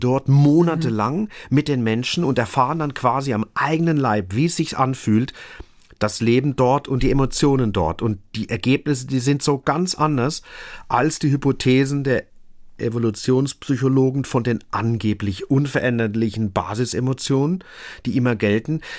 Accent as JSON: {"language": "German", "country": "Germany", "said": "bei uns in Deutschland"}